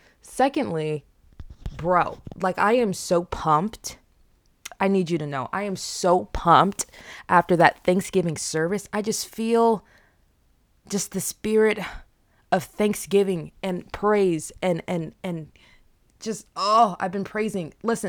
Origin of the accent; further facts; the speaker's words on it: DR Congo; born there; I was born in Democratic Republic of the Congo, okay? I was born in the year 1999, and if you know anything about that year, okay, in Central and East Africa